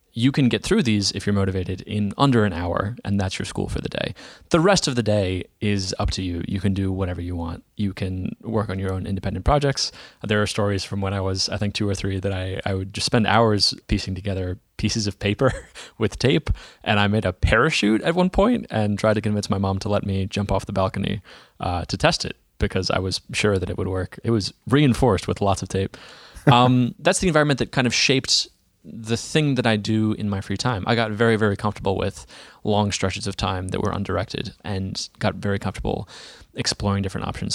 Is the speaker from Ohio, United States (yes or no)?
no; Dallas, Texas, United States; I'm from Dallas, Texas